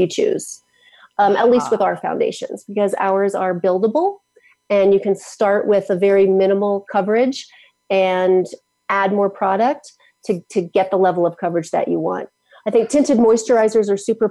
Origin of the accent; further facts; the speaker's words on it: United States; I grew up in Washington